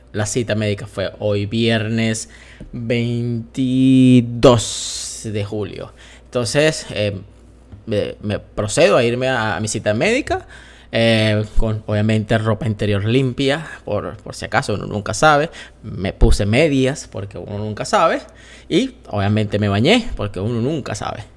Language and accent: Spanish; Venezuela; moved away as an adult; yo soy venezolano eh, y eh, ya no estoy en Venezuela